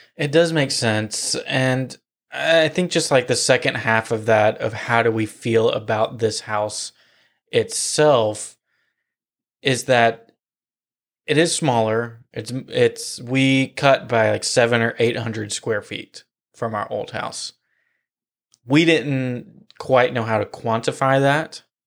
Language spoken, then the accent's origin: English; Nashville, Tennessee, United States; moved away as an adult; now in Florida, United States; I grew up in Nashville. I was born in Nashville